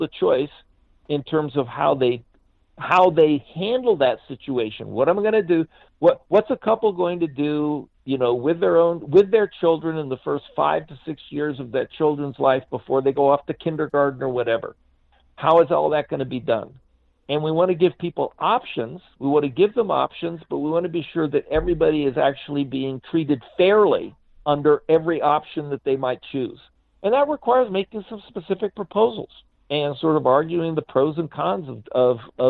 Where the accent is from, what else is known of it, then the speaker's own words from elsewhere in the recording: United States; when I was growing up in the United States in the 50s and the 60s.